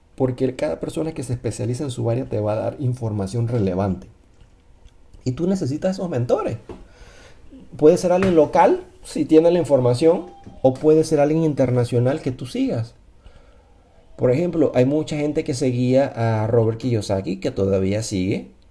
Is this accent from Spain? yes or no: no; Panama; moved away; also born or lived in United States; yo vine de una familia de clase media alta, vamos a decir, no vamos a decir que éramos millonarios ni tampoco éramos pobres, pero yo salí de Panamá